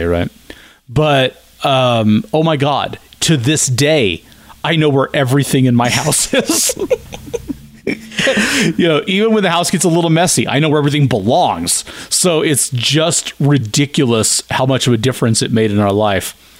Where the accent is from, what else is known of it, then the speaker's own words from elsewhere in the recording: Kansas, United States; moved away; also born or lived in Dodge City, Kansas / Wichita, Kansas; I'm from Kansas.